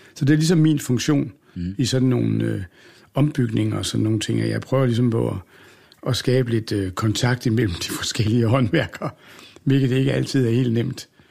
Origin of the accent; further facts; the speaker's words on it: Odense, Southern Denmark, Denmark; moved away; also born or lived in Aalborg; da jeg var ung og boede i Odense